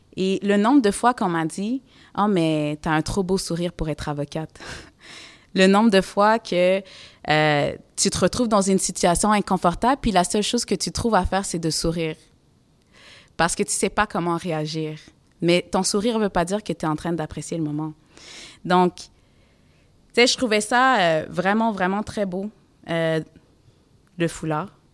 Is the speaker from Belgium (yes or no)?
no; Montreal, Quebec, Canada; Moi, j'ai grandi à Côte-des-Neiges. C'est un quartier multiculturel